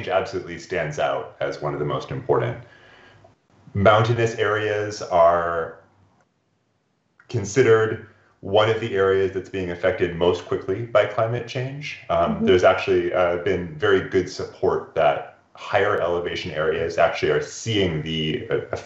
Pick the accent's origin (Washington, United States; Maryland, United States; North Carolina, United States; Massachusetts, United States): Washington, United States; Olympic Peninsula; I grew up in mountains on the Olympic Peninsula in the northwest corner of Washington State